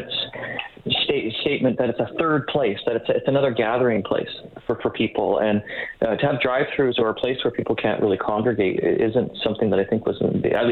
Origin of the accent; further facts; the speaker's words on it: Canada; we're Canadian here